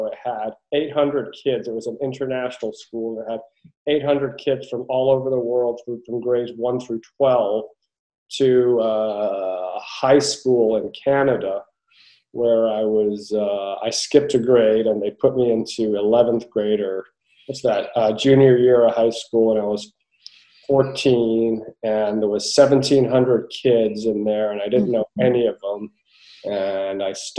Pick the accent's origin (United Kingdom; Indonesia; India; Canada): United Kingdom; England; also born or lived in Turkey; I have a Turkish father, and I was born in Turkey. So I spent the first 3.5 years of my life in Turkey, and my mom's British. So we wound up moving to England when I was 3.5 years old